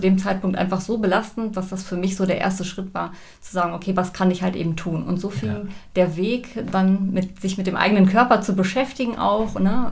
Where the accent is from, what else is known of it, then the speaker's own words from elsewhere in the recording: Sauerland, North Rhine-Westphalia, Germany; ich komme aus dem Sauerland